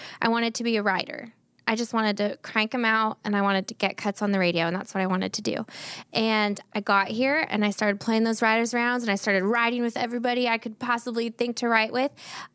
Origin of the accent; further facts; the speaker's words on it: Santa Barbara, California, United States; moved away as an adult; also born or lived in Los Angeles; now in Nashville, United States; born and raised in Santa Barbara